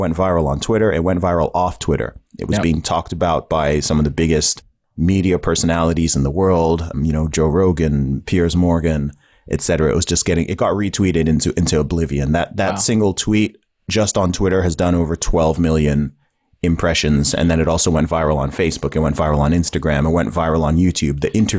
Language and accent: English; Saudi Arabia; accent: hybrid; also born or lived in England; I was born in England. I grew up in the Middle East in Saudi Arabia. When I was there, I went to an American school for about 8 years, hence the hybrid accent. My family background is originally from Nigeria.